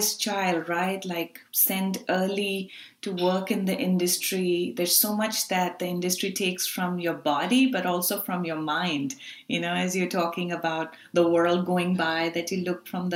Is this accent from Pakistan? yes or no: yes; Pakistan; As South Asian women, I grew up in Pakistan